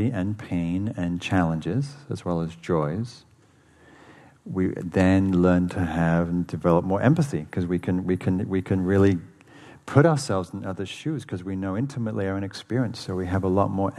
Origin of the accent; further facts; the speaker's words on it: England, United Kingdom; moved away; I grew up in England